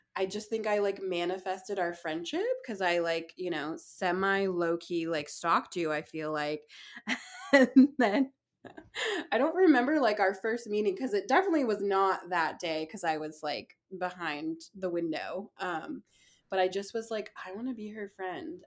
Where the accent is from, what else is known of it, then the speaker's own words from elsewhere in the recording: Bay Area, California, United States; also born or lived in San Francisco; I grew up in the Bay Area and have lived in San Francisco for the last 10 plus years.